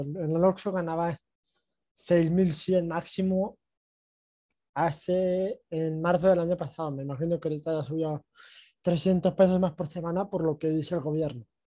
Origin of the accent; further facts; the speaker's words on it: Mexico; me regreso a, México, a mi ciudad natal